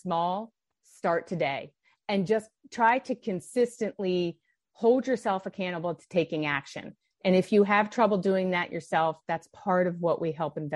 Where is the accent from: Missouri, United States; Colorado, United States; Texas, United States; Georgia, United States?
Colorado, United States; Denver; also born or lived in California; I was from Denver, Colorado